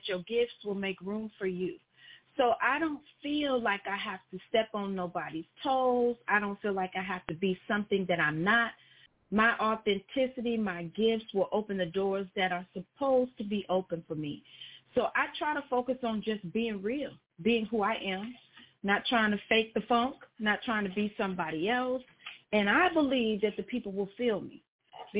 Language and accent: English; Chicago, Illinois, United States; now in Houston, United States; although I'm from Chicago, I got Southern roots. My people is from Tupelo, Mississippi. So even though I didn't grow up in Mississippi